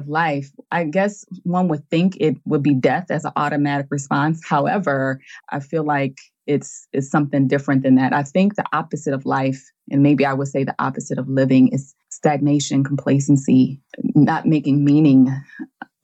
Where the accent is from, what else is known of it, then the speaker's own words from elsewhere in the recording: United States; I'm from the United States